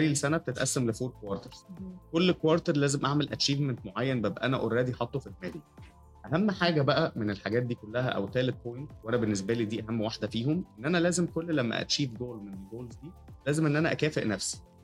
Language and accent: Arabic; Cairo, Cairo Governorate, Egypt; also born or lived in Jeddah, Saudi Arabia; أنا اتولدت في القاهرة بس كنت بسافر كتير عشان والدي آه، كان بيشتغل أوقات شغله يعني كانت كتير أوي بتبقى بره مصر